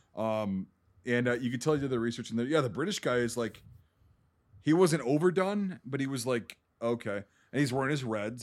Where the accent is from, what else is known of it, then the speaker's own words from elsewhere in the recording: Wisconsin, United States; I live in Wisconsin, I grew up in Wisconsin.